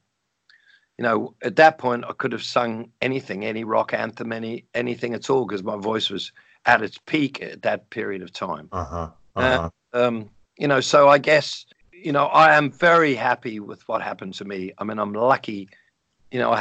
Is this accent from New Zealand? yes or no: yes; New Zealand; moved away; when I was growing up in New Zealand